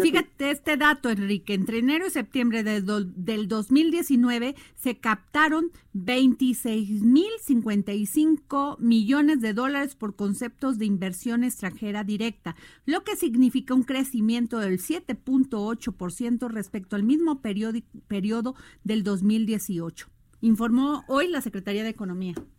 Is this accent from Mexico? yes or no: yes; Veracruz, Mexico; como dicen en mi pueblo Veracruz, ¿verdad? Allá en Veracruz